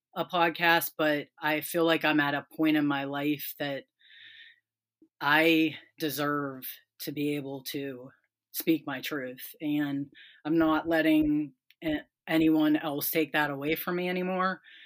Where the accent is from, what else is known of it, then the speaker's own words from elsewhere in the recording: Pennsylvania, United States; also born or lived in West Virginia; now in Ohio, United States; I grew up in Pennsylvania, lived in West Virginia, and now I'm in Ohio